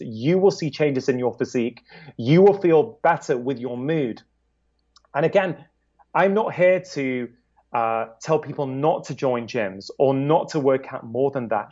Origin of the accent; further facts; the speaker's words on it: United Kingdom; As a Brit